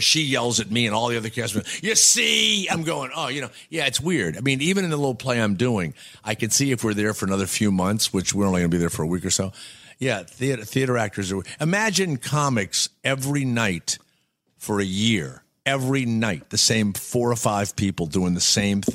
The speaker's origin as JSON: {"language": "English", "town": "New Orleans", "region": "Louisiana", "country": "United States", "said": "I'm from New Orleans"}